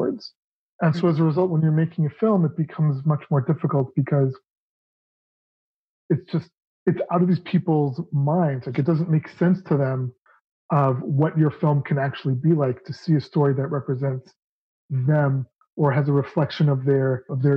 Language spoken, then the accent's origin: English; Toronto, Ontario, Canada; the Toronto International Film Festival, which was, you know, which is my hometown